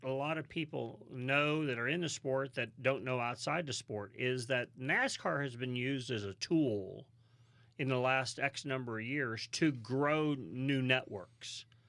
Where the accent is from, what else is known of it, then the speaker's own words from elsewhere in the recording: St. Louis, Missouri, United States; But Kansas, you know, we're from Kansas – or not Kansas, but St. Louis.